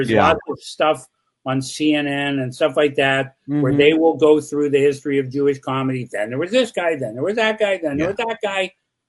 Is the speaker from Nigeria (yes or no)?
no; Canada; I'm a Canadian filmmaker, completely unknown in the U.S.